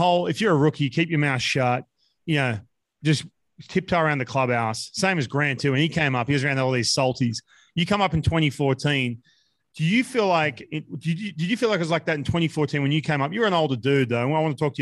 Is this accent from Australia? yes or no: yes; Australia; we're both Australian